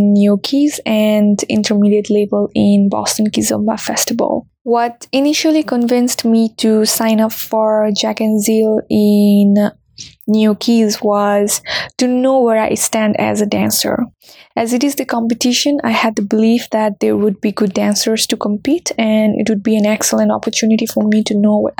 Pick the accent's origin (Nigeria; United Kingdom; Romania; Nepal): Nepal; moved away as an adult; now in Washington, DC, United States; I'm from Nepal and I have been living in DC since 2019